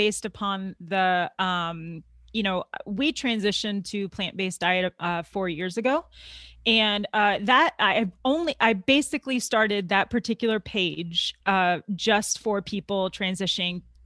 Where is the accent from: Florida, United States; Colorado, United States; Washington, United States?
Florida, United States; Tampa; I'm from Florida. Okay. Tampa, Florida.